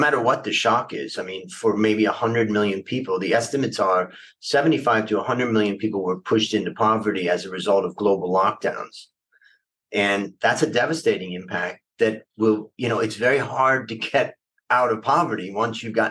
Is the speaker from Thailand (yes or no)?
yes; Thailand